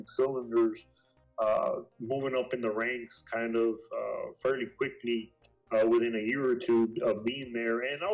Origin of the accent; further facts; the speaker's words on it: Brownsville, Texas, United States; moved away as an adult; originally I'm from Brownsville, so I worked a couple of jobs over there. It was nothing major. To be honest, I was still living at home